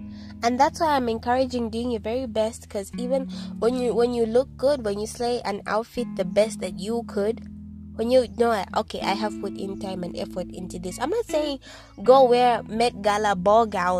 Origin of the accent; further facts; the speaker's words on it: Zambia; I'm from Zambia